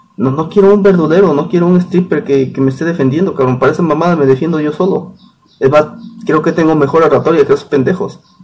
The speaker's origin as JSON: {"language": "Spanish", "area": "Tatlisco", "region": "Puebla", "country": "Mexico", "said": "yo soy de Tatlisco, una comunidad de Puebla"}